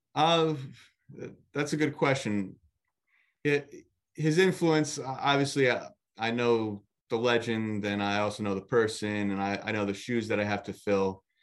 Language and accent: English; Nutley, New Jersey, United States; born and raised in Nutley